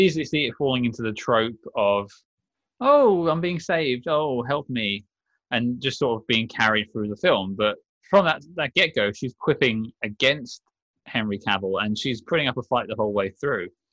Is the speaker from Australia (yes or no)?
no; United Kingdom; I'm British